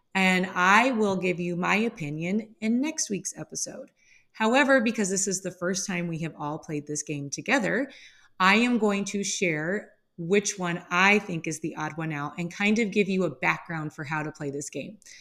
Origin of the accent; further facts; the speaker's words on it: Midwest, United States; I am born and raised in the Midwest. I still live within the Midwest